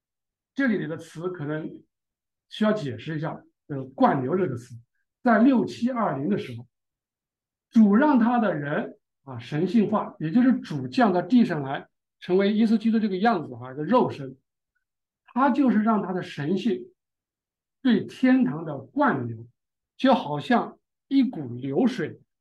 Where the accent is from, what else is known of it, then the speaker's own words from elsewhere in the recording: China; 也就是我们中国人智慧可能冥冥中有这么概念哈